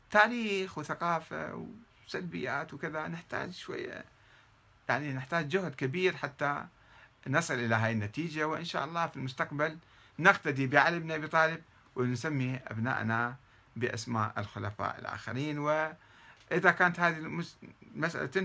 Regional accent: South, Iraq; طبعا أنا ابن الجنوب ولا أقبل بهذا

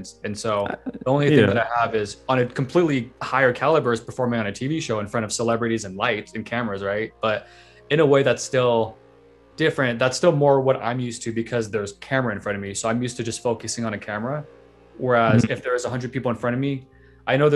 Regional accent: San Francisco, California, United States; I grew up in San Francisco

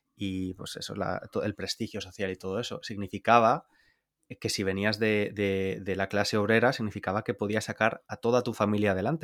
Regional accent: Spain; moved away; cómo somos los españoles

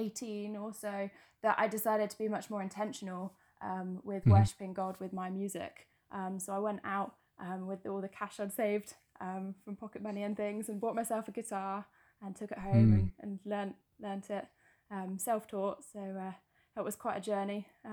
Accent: Bournemouth, South West England, United Kingdom; Because I came from Bournemouth and I really miss the beach.

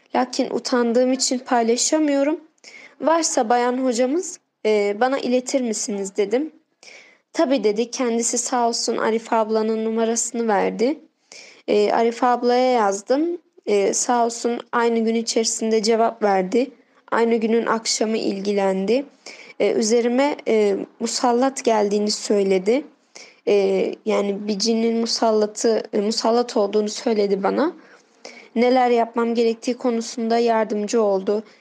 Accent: Diyarbakır, Diyarbakır Province, Turkey

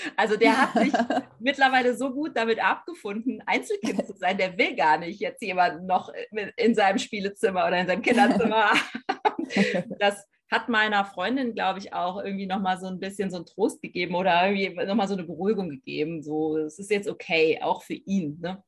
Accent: Rhineland, Germany; ich als Rheinländerin

